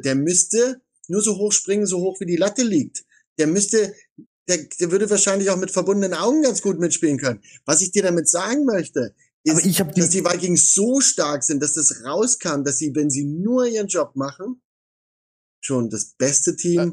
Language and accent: German; Saxony, Germany; Ich komme dort aus Sachsen, ich bin dort aufgewachsen